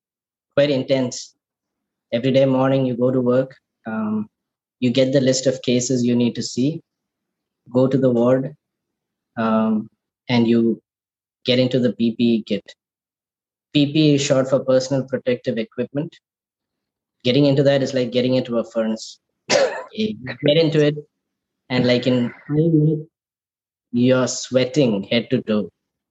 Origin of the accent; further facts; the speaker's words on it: Kuwait; Born and raised in Kuwait. I was there during the Gulf War. We lived in Kuwait for another 2 months after Iraq had invaded Kuwait.